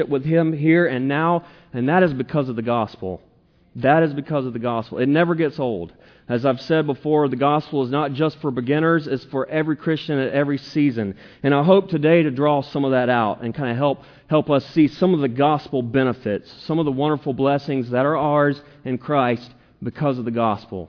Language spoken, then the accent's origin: English; the South, Southern United States, United States; I'm a Southerner. I'm a Southern preacher.